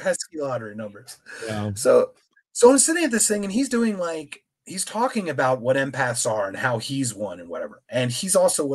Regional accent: Philadelphia, Pennsylvania, United States; now in Phoenix, United States; I'm from Philadelphia. I live in Phoenix, pretty far away.

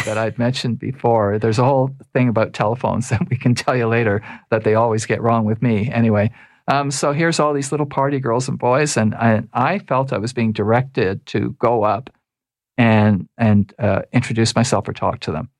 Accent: Toronto, Ontario, Canada; I was raised in Toronto.

